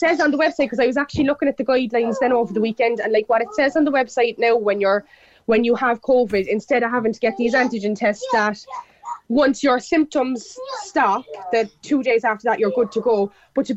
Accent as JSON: {"language": "English", "town": "Glanmire", "region": "Munster", "country": "Ireland", "said": "I'm from Glanmire. I went to two in Glanmire"}